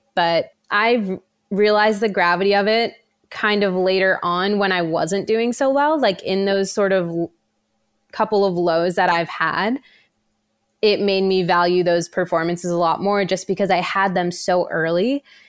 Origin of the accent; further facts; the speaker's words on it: New Jersey, United States; moved away; I am originally from New Jersey